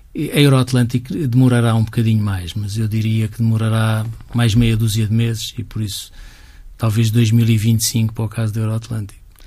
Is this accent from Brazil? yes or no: no; Portugal; todos nós somos portugueses, todos nós temos um bocadinho este ADN